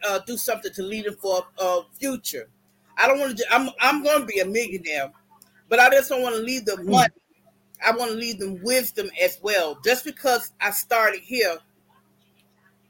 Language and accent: English; Florida, United States; I'm originally from Florida